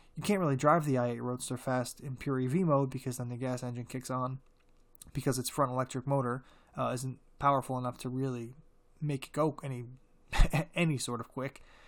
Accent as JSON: {"language": "English", "country": "United States", "said": "As an American en-, car enthusiast"}